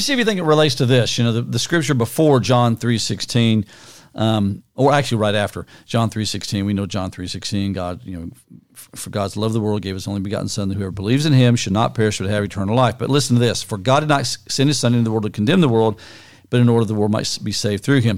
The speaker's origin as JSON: {"language": "English", "town": "Niagara Falls", "region": "New York", "country": "United States", "tie": "born or raised there", "also_born_or_lived": "Kansas / Morehead, Kentucky / Tampa, Florida", "moved": "yes", "said": "I was born in Niagara Falls, not in the falls actually, but in the city of Niagara Falls in New York"}